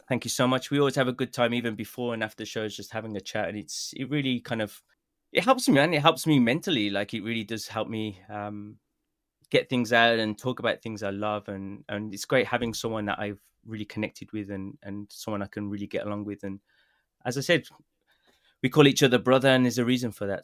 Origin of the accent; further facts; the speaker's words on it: Birmingham, West Midlands, United Kingdom; accent: Birmingham; now in Japan; my Birmingham accent